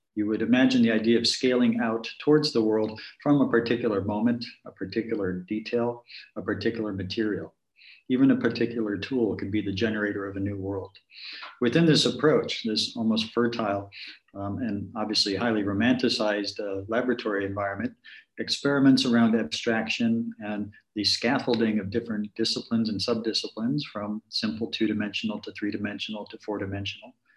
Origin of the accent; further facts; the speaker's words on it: Chicago, Illinois, United States; talk a little bit about my hometown here, if we could. Um, jumping back to Chicago